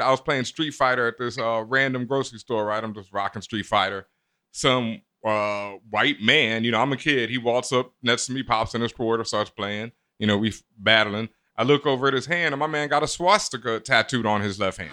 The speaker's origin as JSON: {"language": "English", "town": "Houston", "region": "Texas", "country": "United States", "tie": "born or raised there", "moved": "yes", "said": "I grew up in Houston, and Houston, I experienced so much overt racism in my face that it was different when I moved up east"}